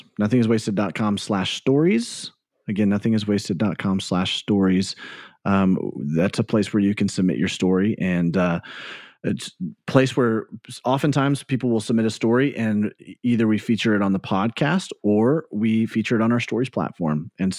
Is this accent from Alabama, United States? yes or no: yes; Birmingham, Alabama, United States; No, I grew up in Birmingham and went and graduated from Tuscaloosa County High School. We moved to Tuscaloosa right before my senior year of high school.